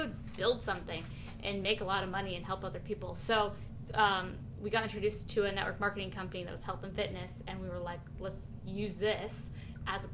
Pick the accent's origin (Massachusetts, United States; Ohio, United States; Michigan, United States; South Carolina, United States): Ohio, United States; moved away; I grew up in Ohio, Midwest